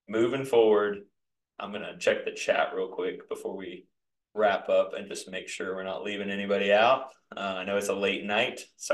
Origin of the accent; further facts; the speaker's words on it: Nashville, Tennessee, United States; here in my hometown of Nashville